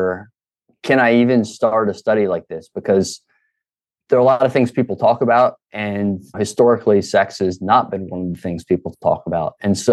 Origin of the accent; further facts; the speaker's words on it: Baltimore, Maryland, United States; accent: Baltimore; moved away as an adult; now in Alabama, United States; I was born in Baltimore